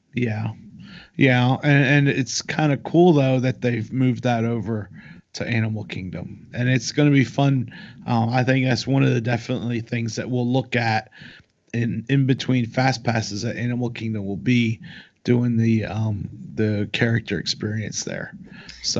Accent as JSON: {"language": "English", "town": "Raleigh", "region": "North Carolina", "country": "United States", "said": "we're from Raleigh"}